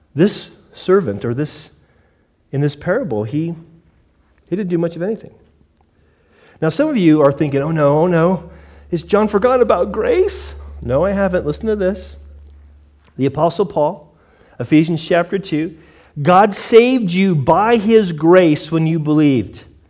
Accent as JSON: {"language": "English", "country": "United States", "tie": "born or raised there", "said": "I grew up in America"}